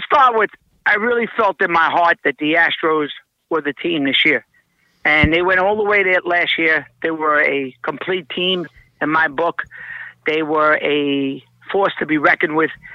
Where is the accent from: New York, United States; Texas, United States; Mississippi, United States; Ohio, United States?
New York, United States; We're from New York